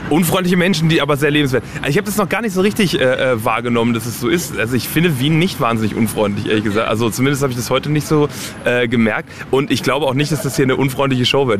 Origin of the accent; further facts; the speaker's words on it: Germany; first language German; meine Eltern kommen aus Polen. Ich bin aber in Deutschland geboren und, und quasi komplett auch mit der deutschen Sprache aufgewachsen